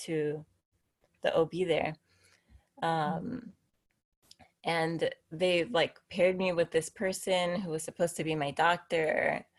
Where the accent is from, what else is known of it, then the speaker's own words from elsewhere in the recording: Miami, Florida, United States; moved away as an adult; also born or lived in Tennessee; now in San Diego, United States; My husband is Eddie, and we're both from Miami